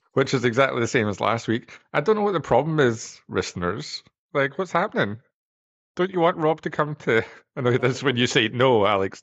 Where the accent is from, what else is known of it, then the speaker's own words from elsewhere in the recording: Scotland, United Kingdom; moved away; I'm from Scotland